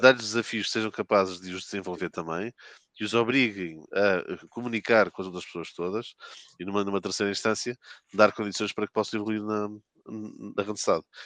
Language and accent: Portuguese; Porto, Norte, Portugal; moved away as an adult; now in Lisbon, Portugal; sou um, natural de, do Porto, resido em Lisboa desde 2006